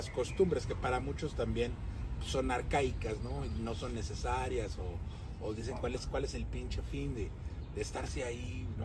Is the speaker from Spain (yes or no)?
no; Mexico; somos los de México, chingados. Todos somos mexicanos. Todos somos mexicanos.